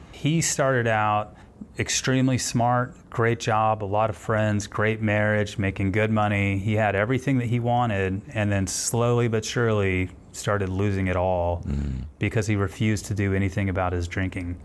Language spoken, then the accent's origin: English; Houston, Texas, United States; also born or lived in Denver; I'm from Houston